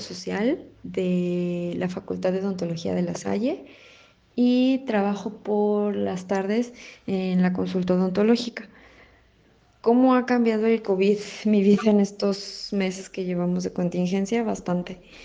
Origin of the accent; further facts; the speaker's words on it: León, Guanajuato, Mexico; soy de León, Guanajuato tengo 32 años